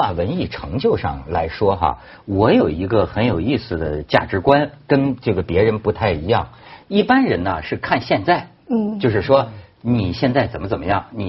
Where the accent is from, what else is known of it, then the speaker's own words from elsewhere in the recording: China; 也就是说，我觉得就是你大陆，我作为大陆人，我可以这么讲，你也甭嘚瑟